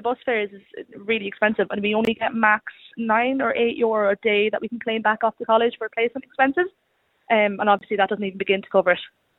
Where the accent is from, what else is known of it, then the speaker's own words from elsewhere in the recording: Westmeath, Ireland; moved away as an adult; now in Galway, Ireland; I'm from Westmeath originally, but I'm up here studying.